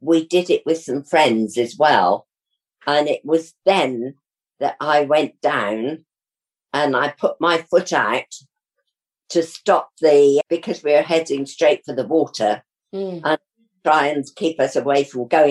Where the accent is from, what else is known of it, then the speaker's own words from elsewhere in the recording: Wales, United Kingdom; accent: Welsh, Somerset; moved away; also born or lived in Somerset; I come from Wales